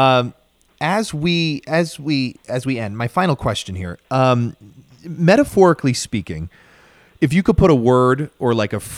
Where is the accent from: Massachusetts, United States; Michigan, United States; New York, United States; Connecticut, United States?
New York, United States; East Islip; I'm from Long Island, New York.